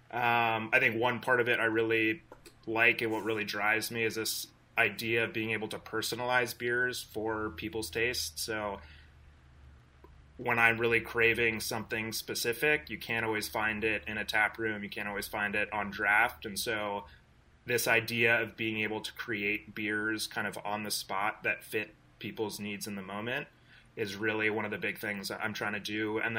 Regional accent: West Coast, United States; So, like, I grew up on the West Coast, super, super bitter IPAs.

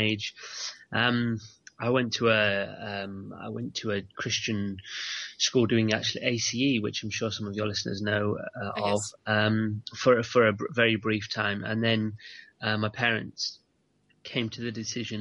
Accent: England, United Kingdom; also born or lived in south of Scotland; now in Scotland, United Kingdom; I was born in England, but we moved about 9 years ago. We moved to the border of Scotland. We now live in the very south of Scotland. But I don't have a Scottish accent

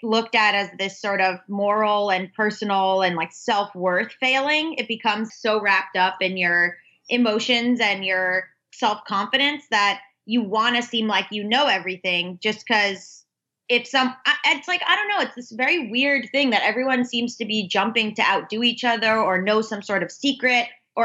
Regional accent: South Florida, United States; also born or lived in Georgia; I grew up in South Florida. But I was like split time a lot between Florida and Georgia

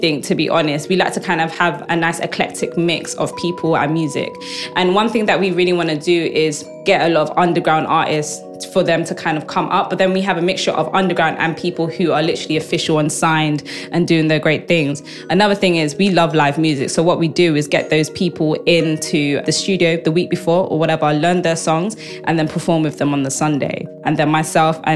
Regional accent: London, United Kingdom; I grew up in Southeast London. I grew up in an estate called Aylesbury Estate

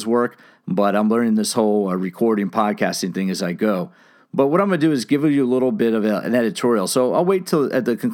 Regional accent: San Diego, California, United States; from my hometown, San Diego, California

